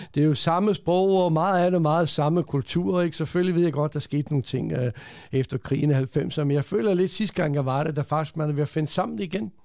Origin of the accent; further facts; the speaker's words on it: Denmark; also born or lived in Croatia; jeg er født i Kroatien for mange, mange år siden. Ja. Kom til Danmark som 9-årig, øh, og så opvokset i Danmark